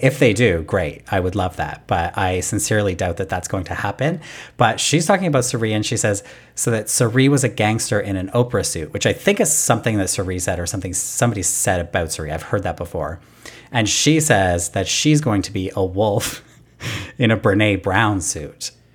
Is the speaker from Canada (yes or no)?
yes; Canada; I'm Canadian